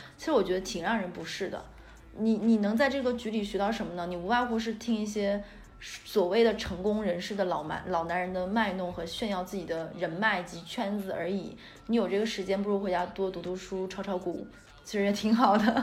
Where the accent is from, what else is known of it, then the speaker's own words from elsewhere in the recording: Northeast China, China; 我们也是东北人